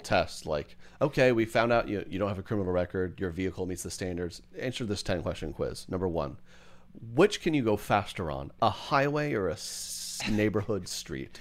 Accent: Edmond, Oklahoma, United States; my hometown, Edmond.

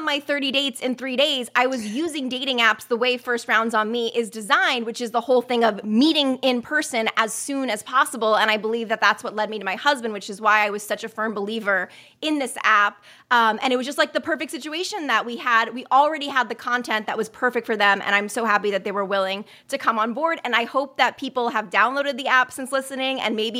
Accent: New York City, New York, United States; born there; I love New York. I was born in New York City.

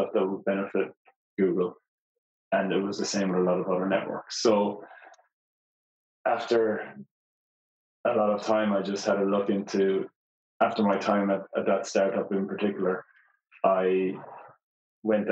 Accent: Portumna, Connacht, Ireland; moved away as an adult; also born or lived in Dublin / Mountain View; now in Australia; I'm originally from Ireland, the west of Ireland, a small town called Porthumna in County Galway.

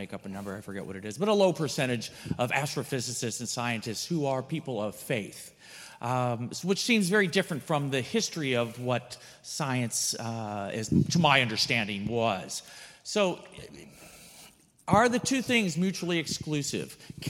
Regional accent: Cincinnati, Ohio, United States; from Cincinnati.

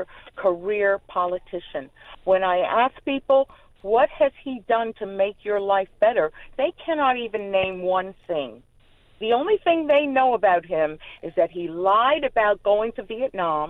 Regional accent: Charlotte, North Carolina, United States; When I was just starting high school, Charlotte Mecklenburg County district schools

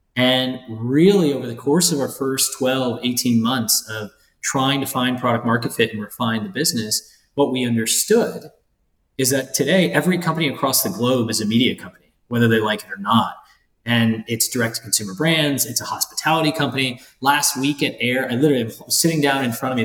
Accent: Ohio, United States; moved away; I grew up in Ohio

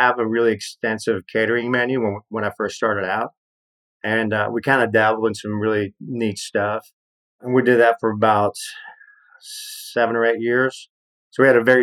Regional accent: Mexico City, Mexico; also born or lived in Atlanta; now in Austin, United States; my experience of growing up in Mexico City and moving to the States

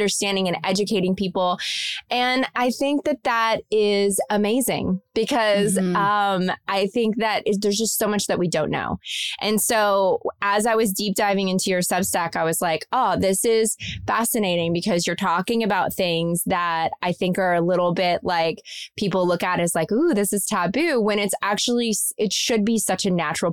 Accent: Kentucky, United States; I'm from Kentucky, I grew up in a small town

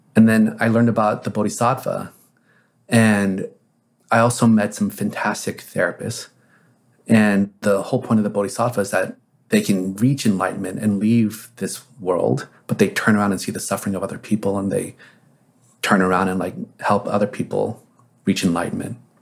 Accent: Texas, United States; also born or lived in Korea; I grew up in Texas in the seventies

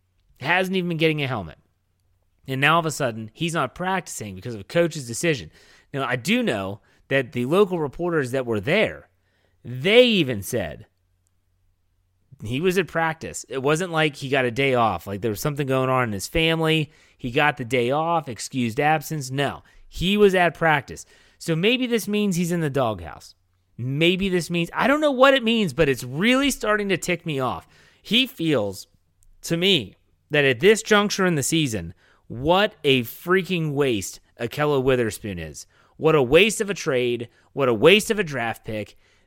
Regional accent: Wheeling, West Virginia, United States; Wheeling Central Catholic High School, where I attended high school.

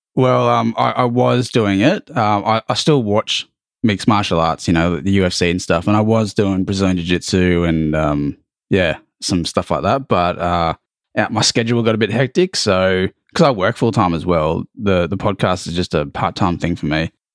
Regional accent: Australia; accent: thick Australian; born and bred there, uh, or here

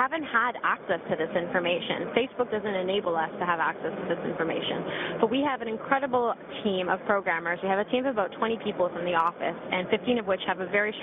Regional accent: Canada; now in Milan, Italy; I'm actually a Canadian working out of Milan

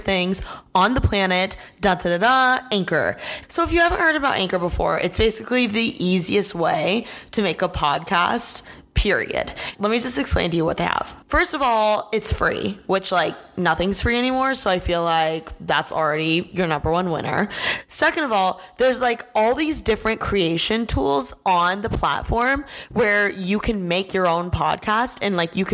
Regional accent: Indiana, United States; now in Los Angeles, United States; I'm from Indiana.

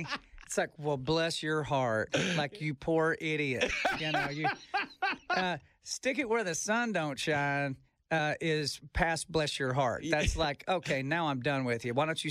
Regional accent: Texas, United States; I'm from Texas. Mm-hmm. I grew up in a neighborhood called Tierra Grande

